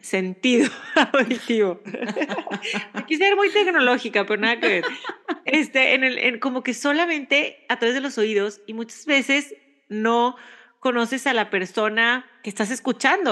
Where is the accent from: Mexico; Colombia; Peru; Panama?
Mexico; now in United States